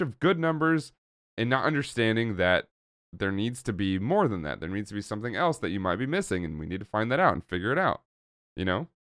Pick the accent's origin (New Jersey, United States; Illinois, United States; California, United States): California, United States; Oakland; growing up in Oakland, California, which I also did.